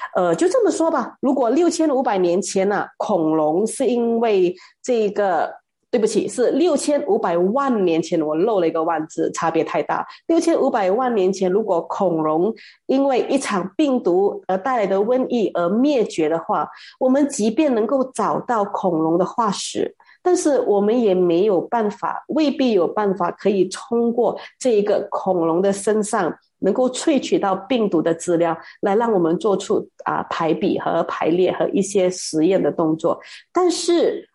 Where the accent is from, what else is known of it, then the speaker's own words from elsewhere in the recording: Malaysia; 而我们马来西亚人呢，是这两年才养成那种戴口罩跟群力洗手的习惯的